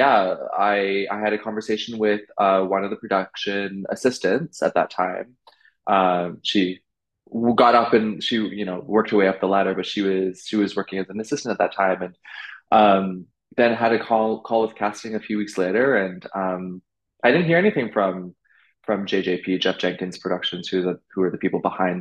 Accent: Vancouver, British Columbia, Canada; moved away as an adult; also born or lived in London / Beijing; now in New York, United States; I'm from Vancouver, so I go home quite often.

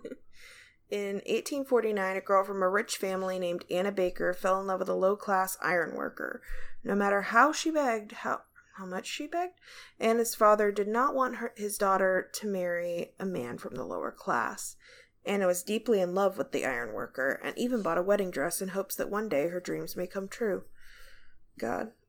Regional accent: Ireland; I'm Irish

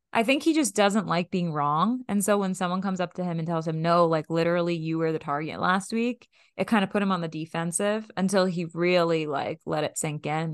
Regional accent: Boston, Massachusetts, United States; We are from Boston

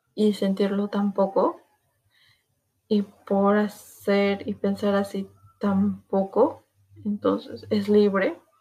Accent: Peru; soy de Perú, soy peruana

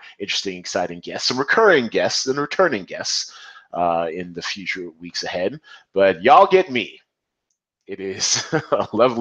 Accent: United States; as an American

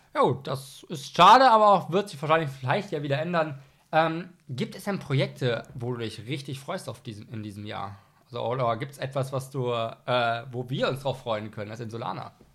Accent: Rhineland, Germany; ich komme aus dem Rheinland

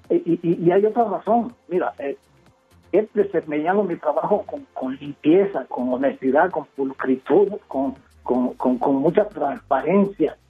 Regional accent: Mexico; now in Mexico City, Mexico; por mi color de piel y por mi forma de hablar y porque no soy de la ciudad

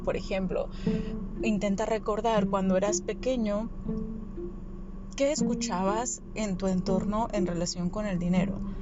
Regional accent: Sinaloa, Mexico; yo crecí en Sinaloa

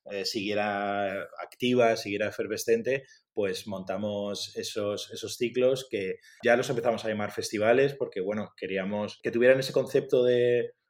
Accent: Madrid, Community of Madrid, Spain; De Madrid.

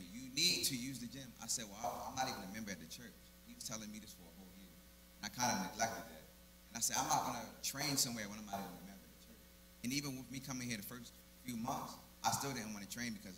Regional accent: Baltimore, Maryland, United States; moved away as an adult; I'm from Baltimore, Maryland

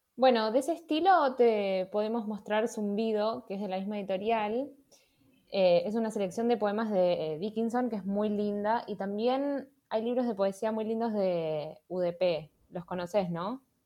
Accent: Chile; moved away as an adult; yo soy de Chile

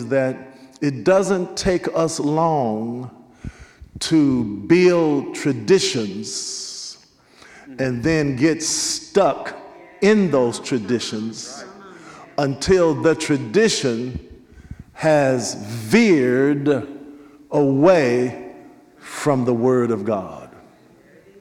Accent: Nashville, Tennessee, United States; I was raised up in the African Methodist Episcopal Church, St. John AME, Nashville, Tennessee, 21st and Formosa, the AME church

